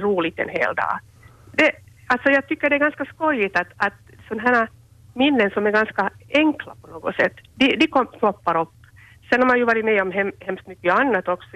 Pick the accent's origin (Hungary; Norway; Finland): Finland; Espoo, Uusimaa; moved away as an adult; also born or lived in Ostrobothnia; now in Vaasa, Finland; jag är ju uppväxt i, i södra Finland, i Esbo